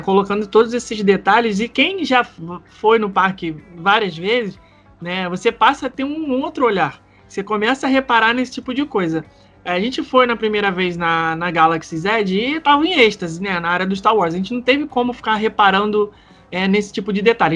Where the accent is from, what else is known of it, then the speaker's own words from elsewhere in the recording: Rio de Janeiro, Brazil; eu, por exemplo, como carioca